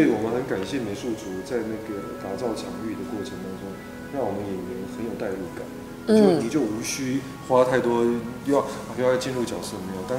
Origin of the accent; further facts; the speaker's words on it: Taiwan; accent: Taiwanese; 我的腔应该是台语，台台湾的就传统的英语教出来的